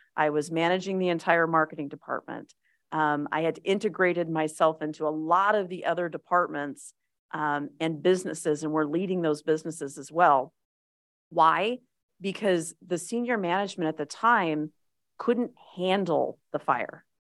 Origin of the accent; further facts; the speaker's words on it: Las Vegas, Nevada, United States; I am a native. I was born in Las Vegas